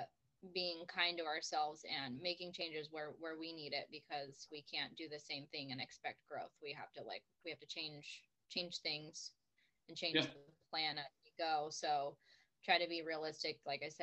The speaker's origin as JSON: {"language": "English", "region": "Arizona", "country": "United States", "said": "I'm from Arizona"}